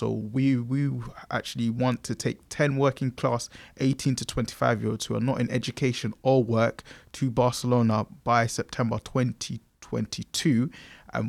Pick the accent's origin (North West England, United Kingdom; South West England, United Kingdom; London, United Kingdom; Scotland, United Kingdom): London, United Kingdom; being born and bred in Newham and living 27 years in Newham